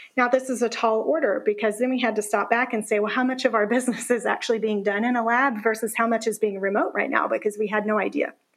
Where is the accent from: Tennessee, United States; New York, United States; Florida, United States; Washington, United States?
Tennessee, United States; I grew up in the South